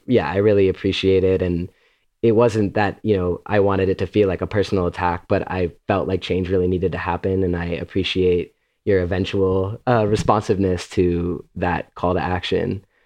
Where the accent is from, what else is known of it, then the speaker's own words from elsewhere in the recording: Illinois, United States; I grew up in Illinois